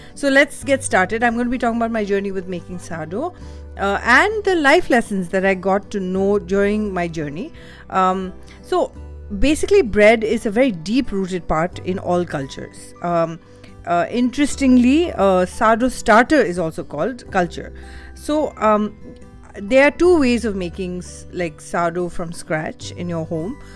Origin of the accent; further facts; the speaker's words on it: India; I'm Indian